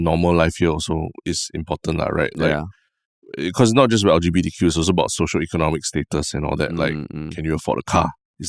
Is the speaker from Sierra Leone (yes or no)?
no; Singapore; I'm a Singaporean person.